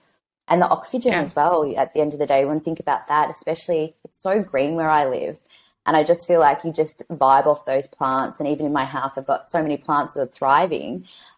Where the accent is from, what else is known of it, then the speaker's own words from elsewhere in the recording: Melbourne, Victoria, Australia; moved away as an adult; now in Sydney, Australia; I'm actually from Melbourne. So I moved up here a year ago.